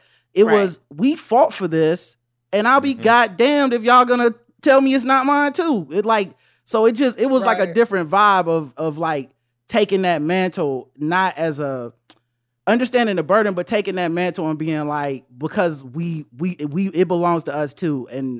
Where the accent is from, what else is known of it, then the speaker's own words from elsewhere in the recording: the South, United States; maybe it's because I'm from the South, but it don't bother me as much.